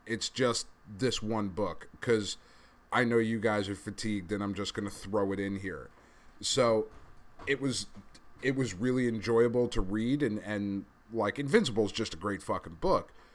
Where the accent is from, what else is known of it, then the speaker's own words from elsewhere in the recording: East Coast, United States; we're from the East Coast